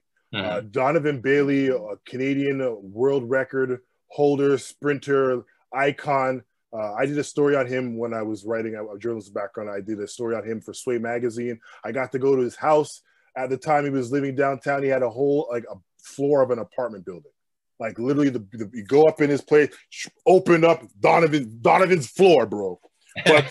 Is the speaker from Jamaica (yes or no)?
yes; Jamaica; as a Jamaican man, I know we're boisterous people.